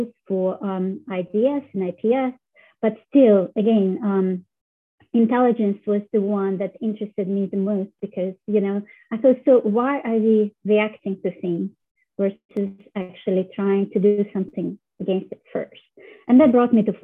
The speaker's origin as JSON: {"language": "English", "country": "Russia", "tie": "born or raised there", "moved": "yes", "said": "I was born in Russia"}